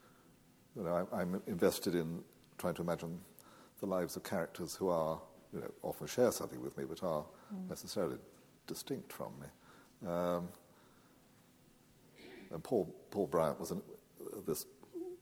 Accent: England, United Kingdom; I do feel profoundly attached to my native land

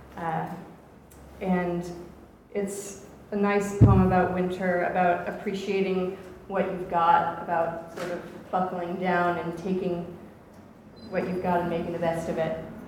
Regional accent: Atlanta, Georgia, United States; now in Oxford, United Kingdom; I grew up in Atlanta

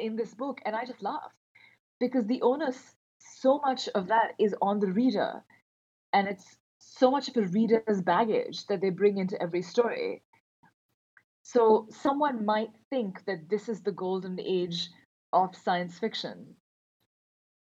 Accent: Karachi, Sindh, Pakistan; moved away as an adult; also born or lived in Montreal; I grew up in Karachi. I was born and raised there.

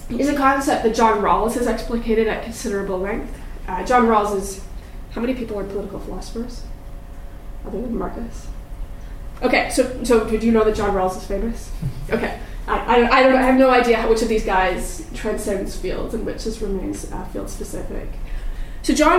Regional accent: Canada; moved away as an adult; also born or lived in United Kingdom; as a Canadian

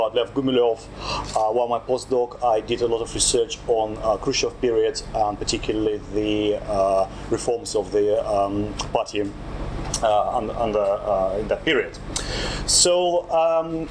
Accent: Saint Petersburg, Russia; moved away; also born or lived in London; when I was just growing up in St. Petersburg

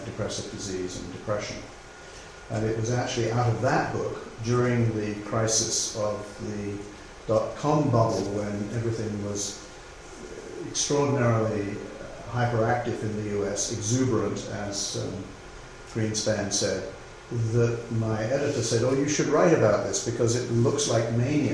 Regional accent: England, United Kingdom; moved away as an adult; also born or lived in United States; I grew up here in England

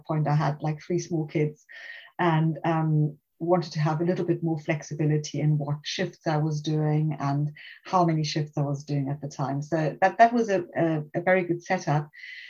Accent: South Africa; moved away; also born or lived in Germany; I'm originally South African, and then my parents moved to Germany at some point, and I studied medicine in Germany.

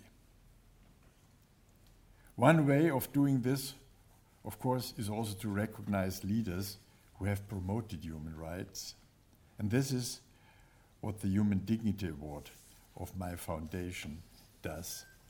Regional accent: Berlin, Germany; I was born in Berlin in 1937, and therefore I experienced the horrors of the Nazi regime at first hand.

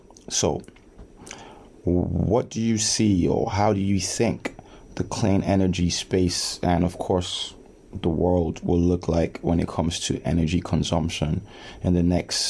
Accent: Nigeria; now in United Kingdom; we're both from Nigeria and we're both going back home.

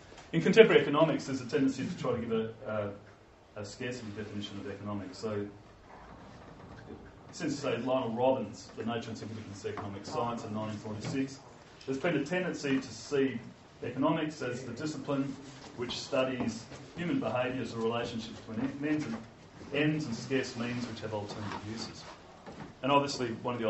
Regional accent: Australia; I'm from Australia

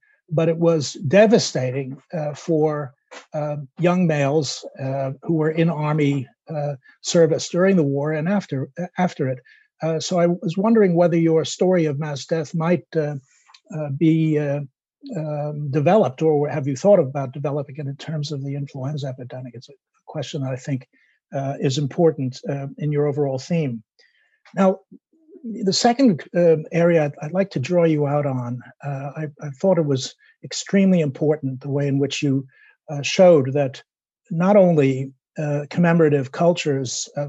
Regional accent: United States; now in England, United Kingdom; Americans who make, as I did, England my home for, despite my accent, for so many years

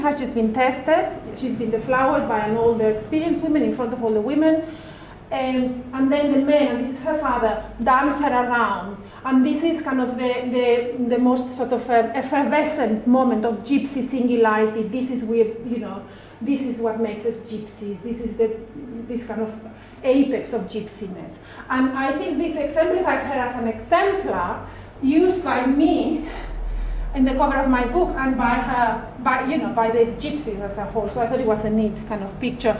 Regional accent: Madrid, Community of Madrid, Spain; I'm also from Madrid, and I grew up in a very different area of the city. Yeah. So I grew up in the kind of middle class center of the city

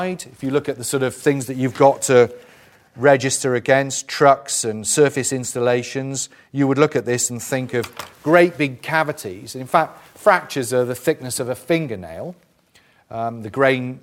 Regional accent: South Wales, United Kingdom; I'm from South Wales.

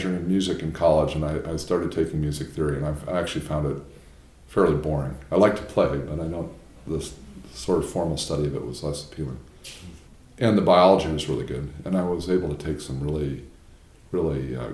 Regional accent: outside of Chicago, Illinois, United States; moved away as an adult; also born or lived in New Haven, Connecticut; now in Durham, United States; I grew up outside of Chicago in a suburban neighborhood

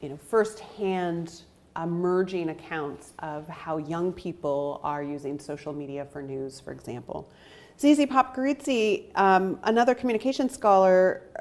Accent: United States; as an American

